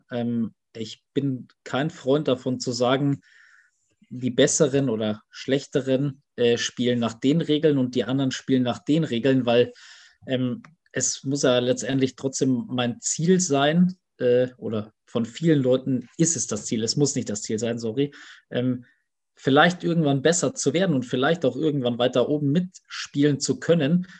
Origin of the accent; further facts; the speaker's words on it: Germany; bei uns in Deutschland